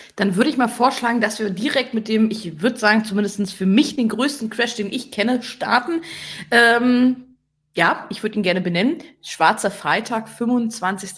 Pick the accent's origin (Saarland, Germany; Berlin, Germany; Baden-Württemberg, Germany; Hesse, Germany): Berlin, Germany; now in Rhineland, Germany; Ich als Berlinerin